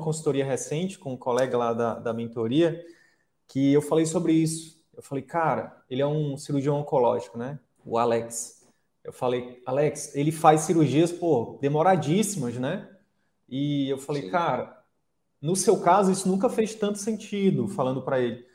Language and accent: Portuguese; Piauí, Brazil; moved away; falando como piauiense aqui, como conterrâneo